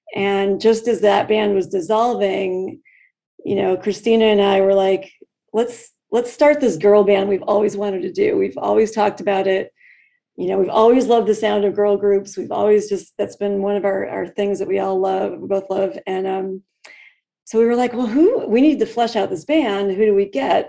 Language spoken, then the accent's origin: English; Lake Zurich, Illinois, United States; moved away as an adult; also born or lived in Michigan; now in Phoenix, United States; I grew up in Chicago, um, in the outskirts of Chicago, in a in a, a little little suburb called Lake Zurich